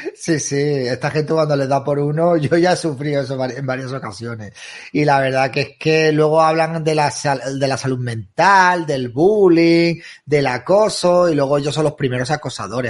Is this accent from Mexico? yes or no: no; Spain; somos españoles